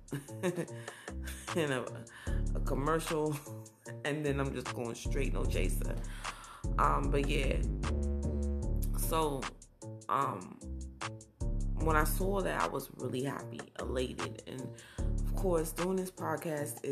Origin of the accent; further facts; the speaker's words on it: Browns Mills, New Jersey, United States; also born or lived in Newark, New Jersey; I was born in Newark, but I was raised in Browns Mills, New Jersey